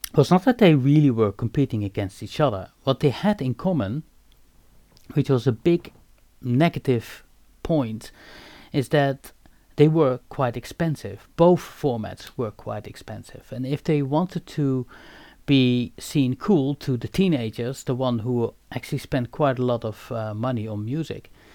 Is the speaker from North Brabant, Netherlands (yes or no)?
yes; Eindhoven, North Brabant, Netherlands; I was obviously born and raised in Eindhoven